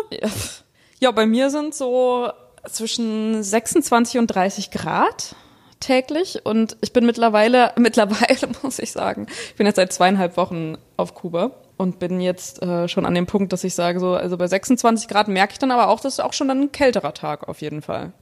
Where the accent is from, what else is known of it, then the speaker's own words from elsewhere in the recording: Germany; Aus Deutschland